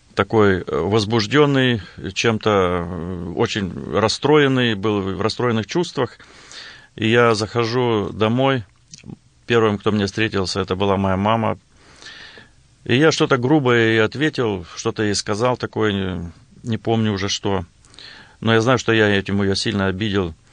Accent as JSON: {"language": "Russian", "area": "Blagoveshchenka", "region": "Western Siberia", "country": "Russia", "tie": "born or raised there", "moved": "yes", "lives_now": "Lincoln, United States", "said": "Я родился и вырос в Западной Сибири, э, в районном центре"}